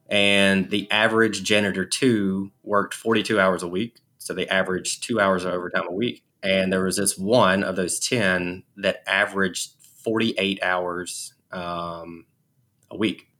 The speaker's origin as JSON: {"language": "English", "region": "Alabama", "country": "United States", "said": "I'm from Alabama."}